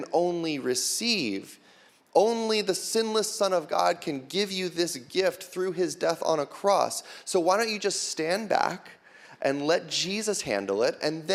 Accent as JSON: {"language": "English", "country": "United States", "said": "we as American Christians"}